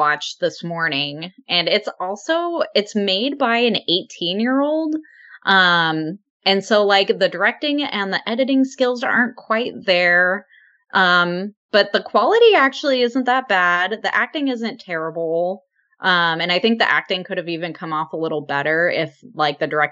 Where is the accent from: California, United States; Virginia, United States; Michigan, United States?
California, United States; Palm Springs; I grew up in Palm Springs